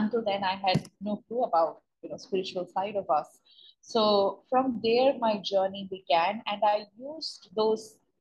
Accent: India; moved away as an adult; also born or lived in United States; I'm born and brought up in India, but I went to US for my master's degree

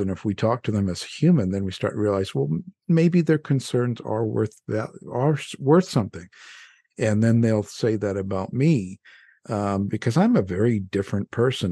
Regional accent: Canada; now in United States; I'm a Canadian boy

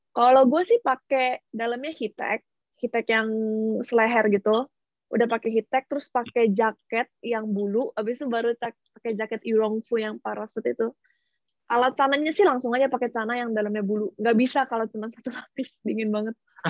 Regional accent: Bandar Lampung, Lampung, Indonesia; moved away as an adult; now in Shanghai, China; asalnya dari Bandar Lampung

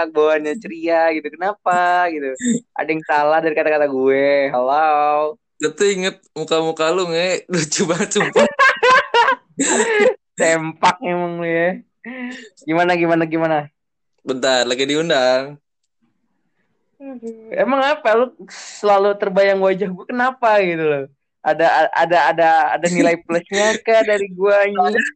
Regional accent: Bekasi, West Java, Indonesia; gue asal Bekasi dan gue uh, temannya Deva dari kampung Inggris Pare

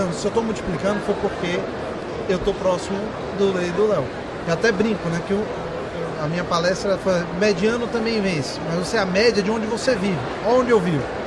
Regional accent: Bahia, Brazil; Eu sou baiano

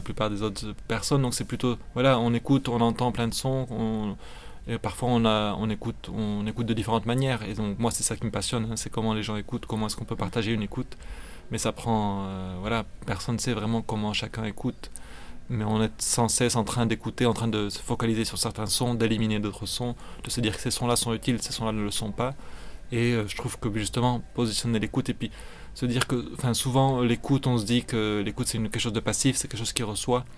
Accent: France; moved away as an adult; also born or lived in Belgium; now in Mexico; je suis français, j'ai étudié à un moment donné en Belgique. Dernièrement, je vis plutôt au Mexique

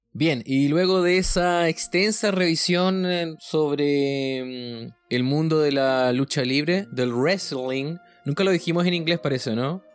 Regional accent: Chile; como buen chileno

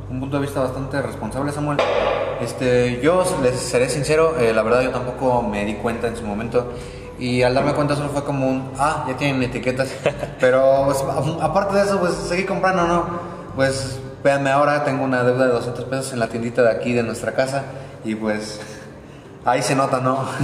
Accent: Mexico; ¿qué nos ha enseñado la pandemia a nosotros como mexicanos? Nos ha mostrado que somos un país de gente

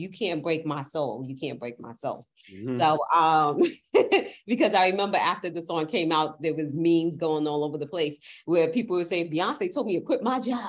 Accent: New York, United States; even as a New Yorker

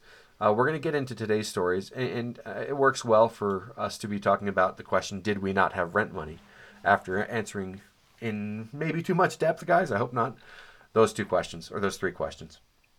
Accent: Colorado, United States; also born or lived in Dallas; But turns out I was growing up near where somebody who I know who lives just down the street was growing up in Golden, Colorado, which is apparently adjacent to Arvada.

